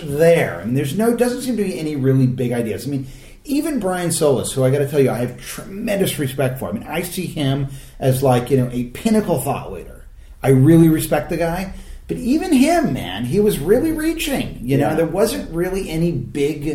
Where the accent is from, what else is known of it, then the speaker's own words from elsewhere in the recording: United States; as a Yankee, okay, as an American